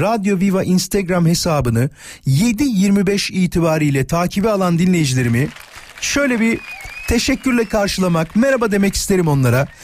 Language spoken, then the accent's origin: Turkish; Yarımca, Kocaeli, Turkey; ben Yarımca'da büyüdüm. Körfez Belediyesi vardır orada.